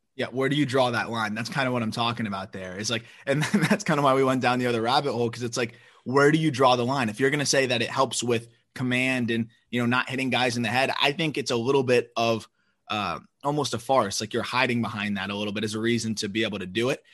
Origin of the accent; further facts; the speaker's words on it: Florida, United States; I'm from Florida